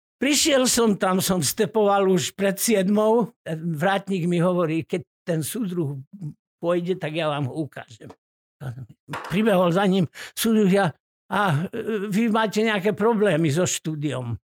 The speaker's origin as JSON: {"language": "Slovak", "town": "Hrachovo", "region": "Banská Bystrica Region", "country": "Slovakia", "tie": "born or raised there", "also_born_or_lived": "Rimavská Sobota", "moved": "yes", "lives_now": "Trenčín, Slovakia", "said": "Pochádzam z Gemera, medzi Rimavskou sobotou a Hnúšťou. Je taká dedinka Hrachovo."}